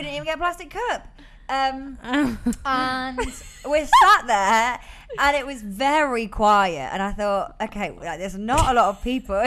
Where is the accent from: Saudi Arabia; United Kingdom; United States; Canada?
United Kingdom; England; now in London, United Kingdom; I, an English person